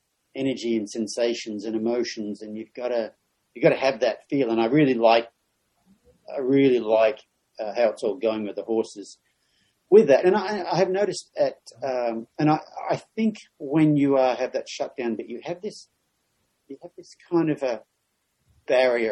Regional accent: Australia; moved away; a male growing up in Australia

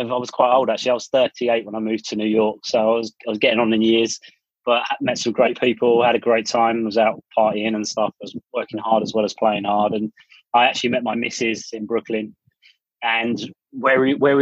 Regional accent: England, United Kingdom; moved away as an adult; now in United States; we grew up in Bewers, quite a modest upbringing

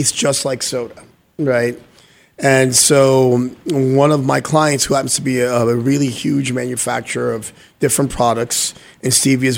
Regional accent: New York City, New York, United States; also born or lived in Guyana; now in Arizona, United States; born in Guyana, moved to New York City. I'm from New York City and grew up in Manhattan

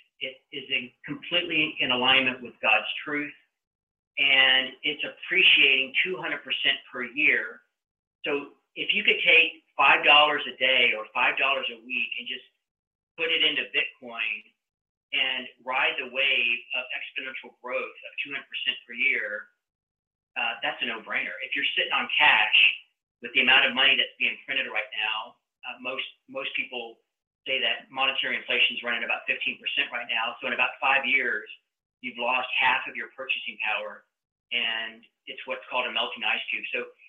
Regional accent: United States; And I think this is the most distressing thing for me as an American to see how the financial system is literally rigged against us.

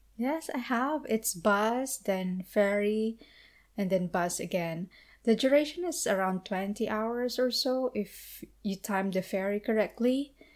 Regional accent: Philippines; from the Philippines

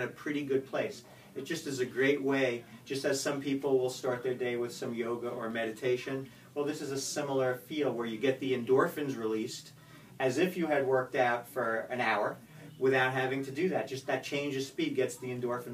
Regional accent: Spring Valley, New York, United States; moved away as an adult; also born or lived in Atlanta, Georgia; now in Florida, United States; I grew up in Spring Valley, Muncie, New York

